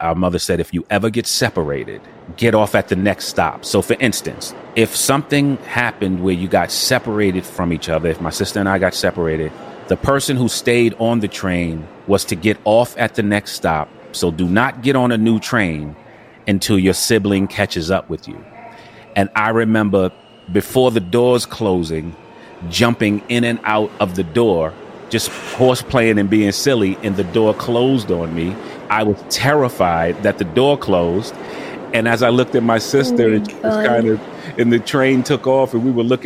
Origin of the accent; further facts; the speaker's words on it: New York City, New York, United States; Growing up in Harlem